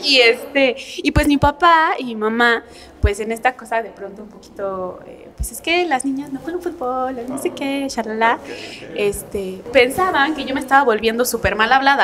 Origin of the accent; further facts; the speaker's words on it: Tlaxcala, Mexico; yo estudiaba la secundaria, la prepa en Tlaxcala